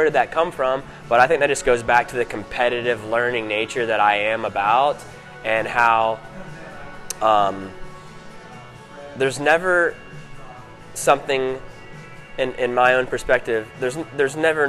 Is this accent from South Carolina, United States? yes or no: yes; Greenville, South Carolina, United States; also born or lived in San Francisco; I grew up in Greenville, South Carolina, and San Francisco, California. Spent a lot of time in Atlanta, Georgia.